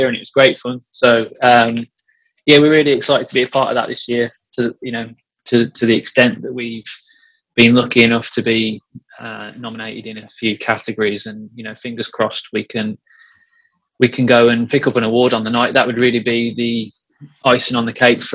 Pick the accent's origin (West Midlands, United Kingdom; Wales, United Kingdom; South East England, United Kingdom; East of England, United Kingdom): West Midlands, United Kingdom; Cannock; Cannock, which is my hometown.